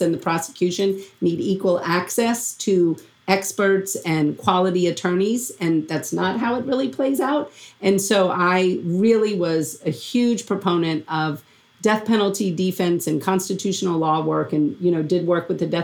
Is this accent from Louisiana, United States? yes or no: yes; Louisiana, United States; moved away; I was from Louisiana